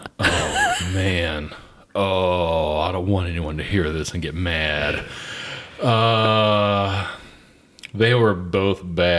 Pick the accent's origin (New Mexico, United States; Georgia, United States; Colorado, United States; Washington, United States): Georgia, United States; Atlanta; I grew up in South Atlanta, and there were numerous strip clubs around where I lived.